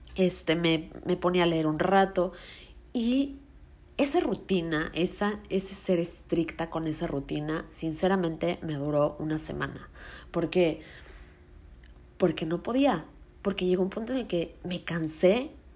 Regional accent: Mexico City, Mexico; moved away as an adult; yo soy de Ciudad de México, me cambié a vivir a otro lugar

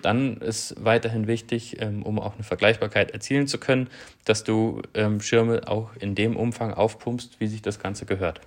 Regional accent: Southern Germany, Germany; moved away as an adult; grundsätzlich bin ich in Süddeutschland aufgewachsen

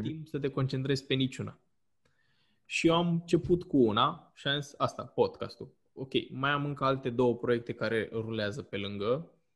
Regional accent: Romania; ca români

